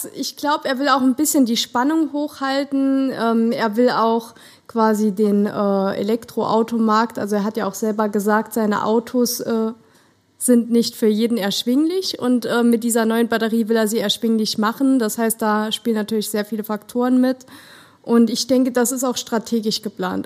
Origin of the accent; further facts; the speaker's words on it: Germany; also born or lived in Saarland; als Deutscher